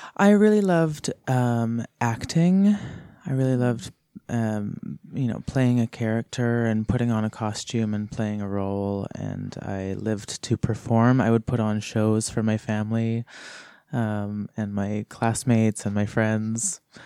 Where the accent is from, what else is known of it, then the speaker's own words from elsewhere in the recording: Kamloops, British Columbia, Canada; moved away as an adult; also born or lived in Kelowna / Winlaw; now in Nelson, Canada; I was born in Kelowna, and I, but I didn't really live there. I grew up my whole life in Kamloops